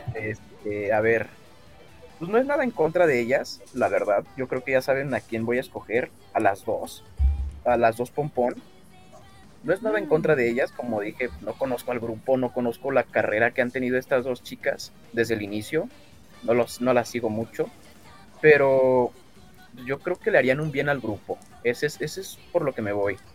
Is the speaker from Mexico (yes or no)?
yes; Mexico; tengo 24 años y, soy de México.